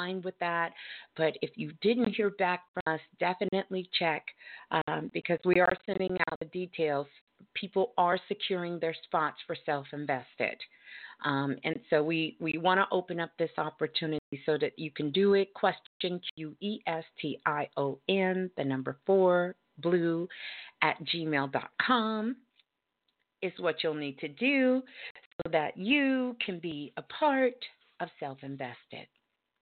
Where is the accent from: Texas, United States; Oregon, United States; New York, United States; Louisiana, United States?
New York, United States; moved away; I'm originally from New York